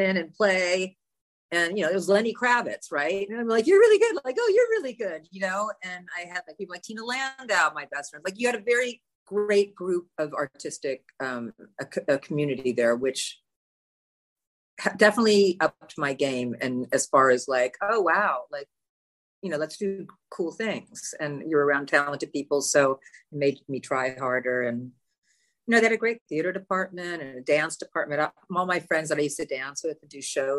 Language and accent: English; Los Angeles, California, United States; also born or lived in Beverly Hills; now in New York, United States; I didn't grow up in Beverly Hills. I grew up in the Valley. I'm a full-fledged Valley girl, original Valley girl